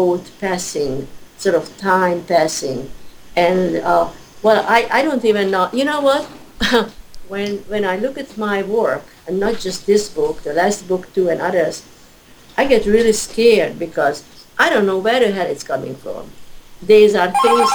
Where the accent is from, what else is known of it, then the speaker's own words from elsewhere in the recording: Budapest, Hungary; moved away; I was born in 1942 in Hungary, in Budapest